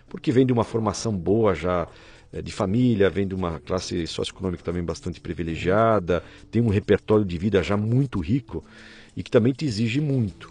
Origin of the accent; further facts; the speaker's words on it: Rio dos Cedros, Santa Catarina, Brazil; moved away as an adult; also born or lived in Blumenau; now in São Paulo, Brazil; Eu sou catarinense, uhum. sou da pequena cidade de Rio dos Cedros, interior de Santa Catarina, próximo de Blumenau